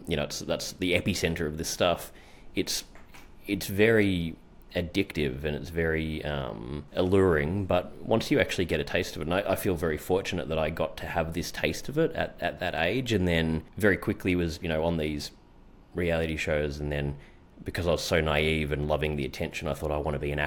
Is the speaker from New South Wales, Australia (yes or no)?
no; Melbourne, Victoria, Australia; I actually became, very well known in where I grew up in Melbourne.